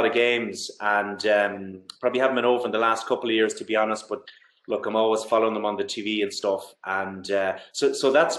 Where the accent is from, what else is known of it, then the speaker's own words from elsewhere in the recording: Galway, Connacht, Ireland; I'm from Galway and GAA is my background